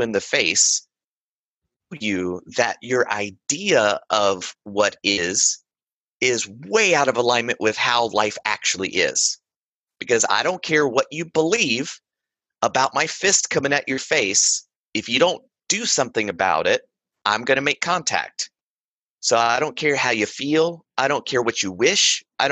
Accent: Western North Carolina, United States; I grew up in Western North Carolina.

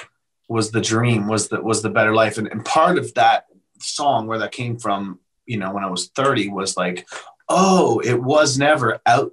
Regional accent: Canada; now in Nashville, United States; And so I came from Canada to Nashville

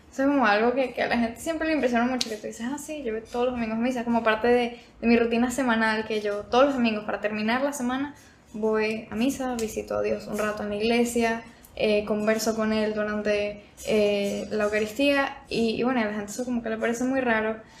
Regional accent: Venezuela; moved away; yo nací en Venezuela, por eso es que tengo un acento diferente

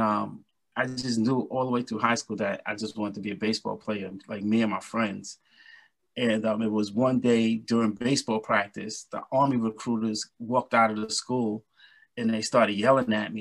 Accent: New York City, New York, United States; now in Valley Stream, United States; I'm born and raised in Brooklyn, New York

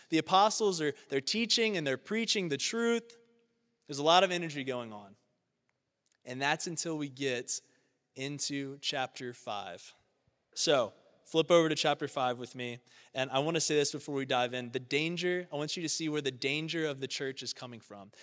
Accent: Baton Rouge, Louisiana, United States; now in Cincinnati, United States; I was born in South Louisiana, Baton Rouge, the seat to the capital of Louisiana

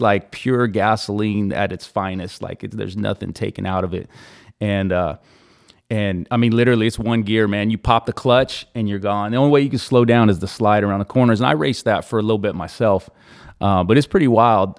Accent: Easton, California, United States; also born or lived in Clovis; I'm a E-Town, uh, uh, born and, born and raised out there.

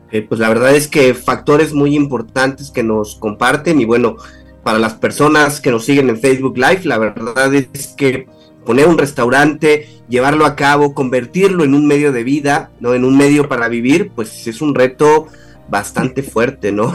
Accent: Mexico; como mexicanos

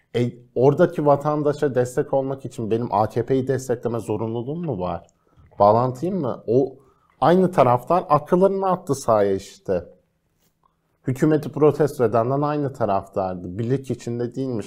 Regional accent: Rize Province, Turkey; Rize benim memleketim

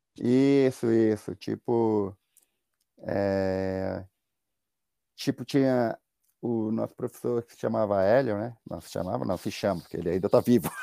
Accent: Brazil; moved away

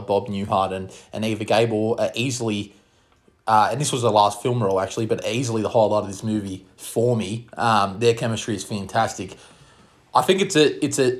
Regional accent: Australia; we're both from Australia

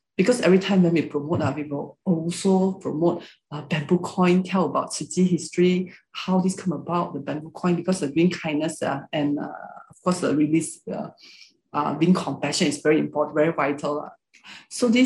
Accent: Malaysia; first language Hakka; English is a second language; Malaysians, we can speak Malay language, most of us

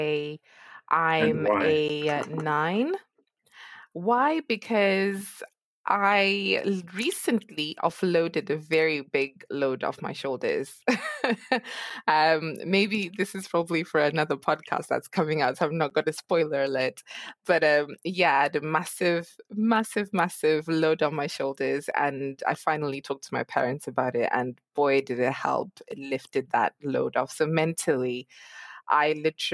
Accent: Zimbabwe; moved away; I'm actually originally from Zimbabwe

